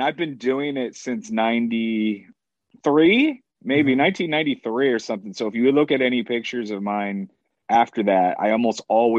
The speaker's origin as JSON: {"language": "English", "town": "Danville", "region": "Pennsylvania", "country": "United States", "tie": "born there", "also_born_or_lived": "Haverhill, United States / Fall River, United States / Binghamton, United States / Albany, United States", "said": "I grew up in a lot of little places. I was born in Danville, Pennsylvania, moved over to Haverhill, Mass, moved to Fall River, Mass, moved to Binghamton, and then moved to Albany, New York."}